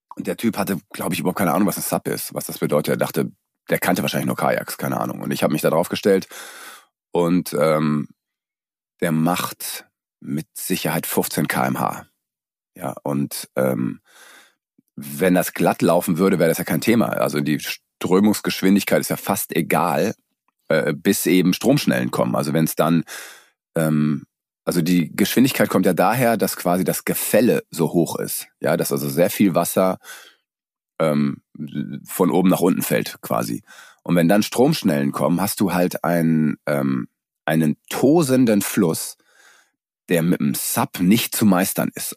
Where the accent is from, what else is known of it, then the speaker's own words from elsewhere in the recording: Germany; da bin ich wenigstens in meinem Heimatland